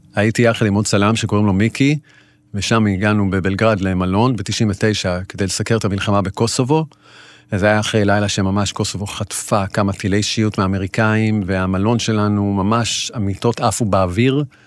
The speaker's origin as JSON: {"language": "Hebrew", "country": "Israel", "said": "אני ישראלי, יהודי"}